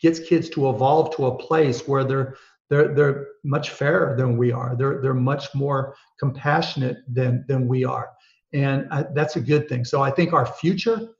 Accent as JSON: {"language": "English", "town": "Pittsburgh", "region": "Pennsylvania", "country": "United States", "tie": "born or raised there", "said": "I grew up in Pittsburgh, Pennsylvania"}